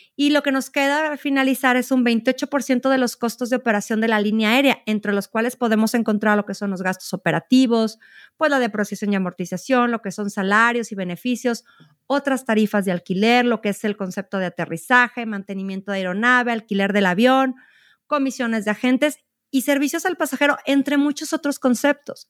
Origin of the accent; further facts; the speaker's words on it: Mexico; nuestro país